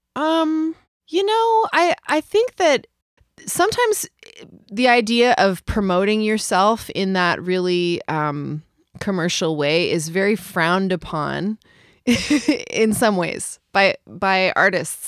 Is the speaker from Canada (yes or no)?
yes; Vancouver, British Columbia, Canada; moved away as an adult; also born or lived in New Zealand / London; now in Montreal, Canada; Vancouver will always be home, I think. It'll always be my hometown.